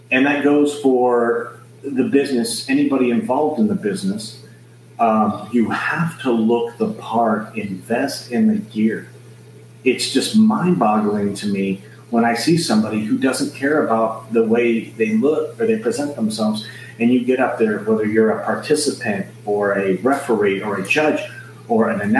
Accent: Scotland, United Kingdom; Oh, I'm from Scotland, and she's gonna watch this several times and, and, and tell her friends about it.

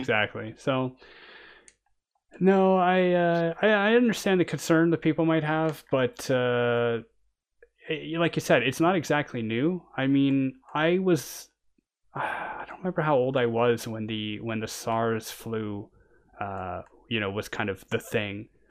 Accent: Canada; now in France; I'm a Canadian and I'm living in France

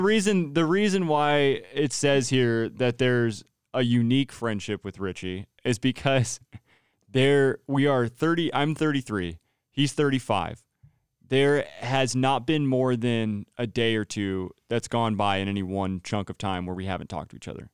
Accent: Turlock, California, United States; moved away as an adult; now in Santa Rosa, United States; Turlock, California, I was born and raised there.

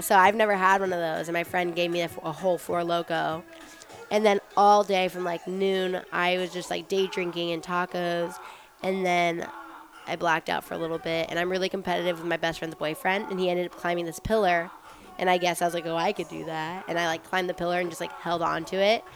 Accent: Las Vegas, Nevada, United States; growing up in Vegas

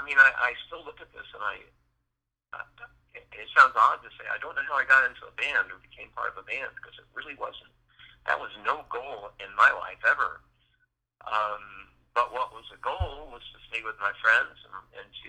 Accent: Indiana, United States; moved away as an adult; also born or lived in San Francisco Bay Area; moving back to Indiana

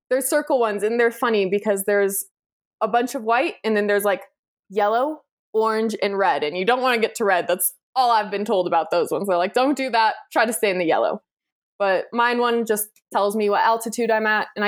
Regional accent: United States; I'm American.

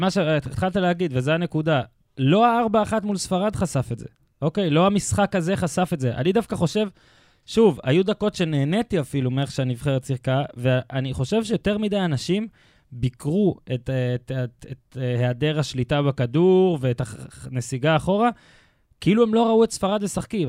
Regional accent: Israel; אני הייתי בן 10, התארח אצלנו במושב דוד שלי

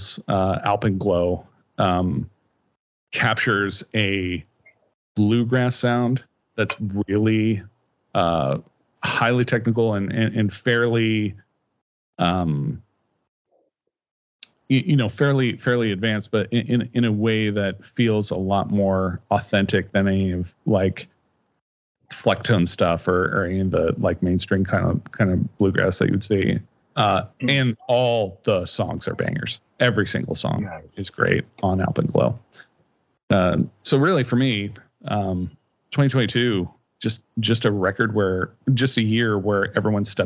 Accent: Kansas, United States; growing up in Kansas

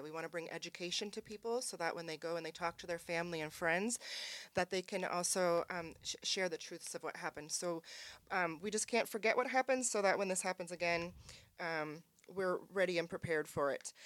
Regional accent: Spokane, Washington, United States; moved away; also born or lived in California; from Spokane originally, but moved to California for twenty years

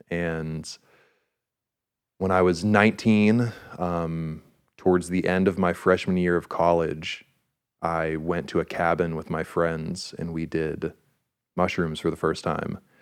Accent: Pittsburgh, Pennsylvania, United States; we're from Pittsburgh

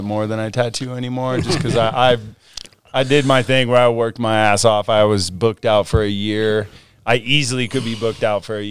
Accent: Long Beach, California, United States; moved away as an adult; also born or lived in Breckenridge, Colorado; now in Colorado, United States; I'm a SoCal kid. I was born in Long Beach. Grew up there, learned how to tattoo out in Southern California. Moved out to Colorado, 2008

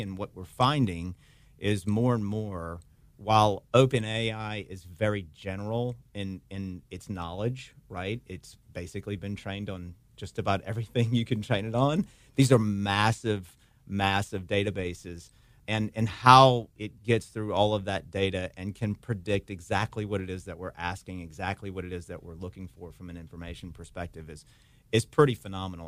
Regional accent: Hammond, Louisiana, United States; moved away as an adult; also born or lived in Birmingham, Alabama; now in Baton Rouge, United States; Been back here in Baton Rouge for the last almost three years now, but I grew up in Hammond, Louisiana

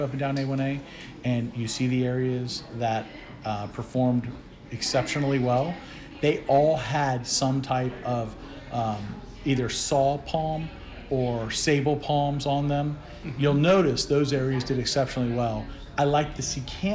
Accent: Ormond Beach, Florida, United States; my hometown area of Volusia County and the City of Ormond Beach

